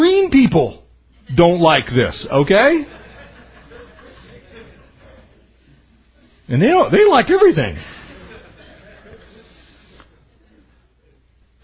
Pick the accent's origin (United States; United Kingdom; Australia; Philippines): United States; Poway, California; I grew up in San Diego County. We used to still build adobe homes in San Diego County when I was younger. And we actually had an adobe block yard in our town in Poway.